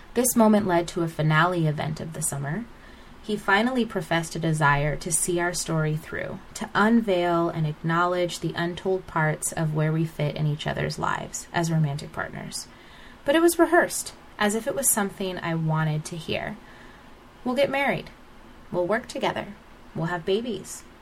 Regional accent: United States; my father is Nigerian, and although I was raised in America

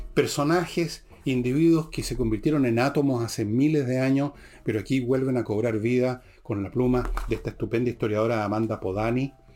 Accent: Chile; nosotros los chilenos

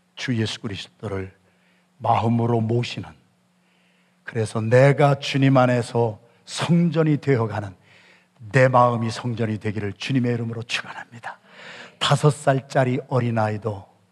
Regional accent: Yesan, South Chungcheong, South Korea; 저는 충청남도 예산군 예산읍 신흥동 314번지에서 바람이 몹시 불던 밤에 태어난 충청도 진골인데

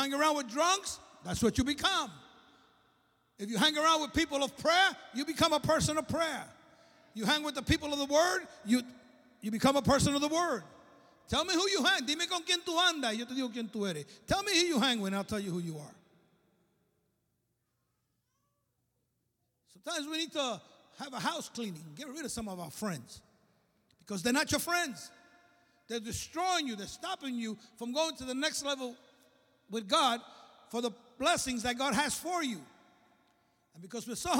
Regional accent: New York City, New York, United States; I was raised in the church. My father was the pastor of the largest church in Brooklyn. You can tell from my accent, right? I'm from Brooklyn

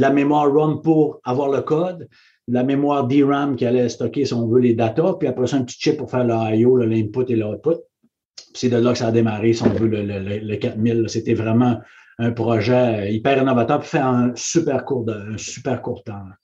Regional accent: Saguenay, Quebec, Canada; moved away; je suis parti du Saguenay, puis euh, devenu président pour le, le Canada

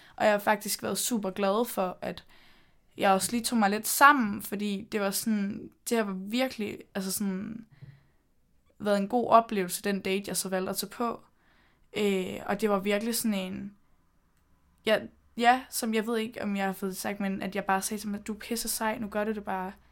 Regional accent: Denmark; moved away as an adult; also born or lived in London; mine venner hjemme i Danmark

